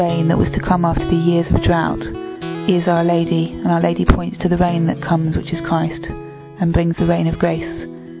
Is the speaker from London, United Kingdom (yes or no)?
yes; London, United Kingdom; I come from London.